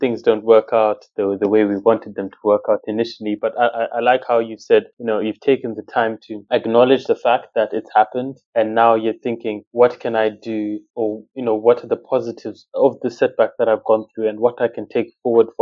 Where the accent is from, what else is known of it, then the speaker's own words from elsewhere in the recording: Zimbabwe; now in United Kingdom; my household, you know, I was from Zimbabwe.